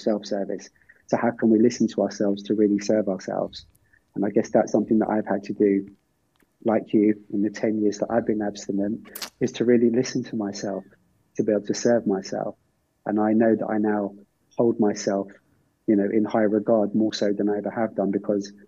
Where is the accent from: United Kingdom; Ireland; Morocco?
Ireland